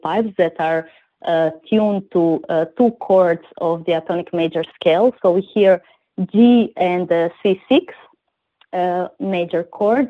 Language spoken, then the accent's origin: English; Zadar, Zadar County, Croatia; I come from Zadar, Croatia